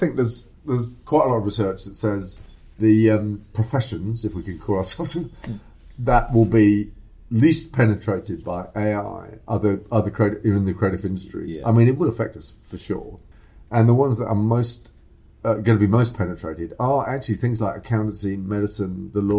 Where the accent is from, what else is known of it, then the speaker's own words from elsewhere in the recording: East Africa, Kenya; also born or lived in England; I was born in England. But I was brought up in East Africa.